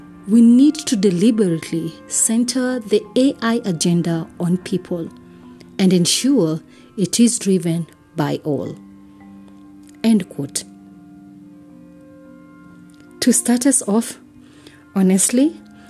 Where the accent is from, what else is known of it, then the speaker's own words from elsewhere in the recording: Kenya; I am uniquely Kenyan and relevantly African